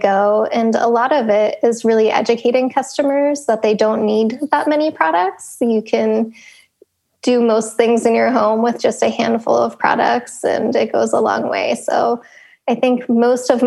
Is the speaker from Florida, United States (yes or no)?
no; Pennsylvania, United States; I grew up in Pennsylvania